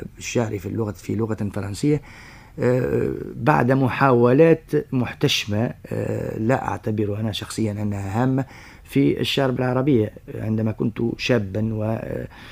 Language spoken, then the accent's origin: Arabic; Sfax, Sfax Governorate, Tunisia; moved away as an adult; also born or lived in Paris, France; من مواليد الساقس من سنة 31 26 ديسمبر 1931 نعم. ودرست بها الحصتين الابتدائية والثانوية